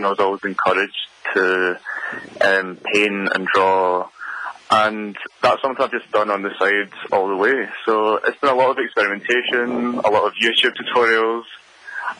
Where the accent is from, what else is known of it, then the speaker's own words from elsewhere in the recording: Glasgow, Scotland, United Kingdom; moved away as an adult; now in Edinburgh, United Kingdom; I'm from Glasgow. And I moved to Edinburgh about 6 years ago